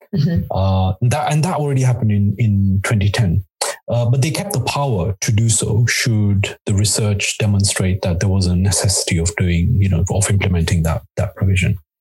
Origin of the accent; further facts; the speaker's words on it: Nairobi, Kenya; moved away; also born or lived in Mombasa, Kenya / United Kingdom; with my family, I moved to the UK. We lived uh, for the most part in Nairobi